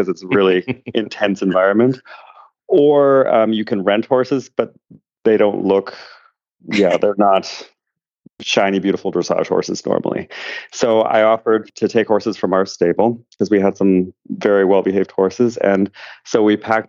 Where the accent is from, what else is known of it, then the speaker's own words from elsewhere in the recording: Thunder Bay, Ontario, Canada; moved away as an adult; now in Germany; I grew up in Thunder Bay, Ontario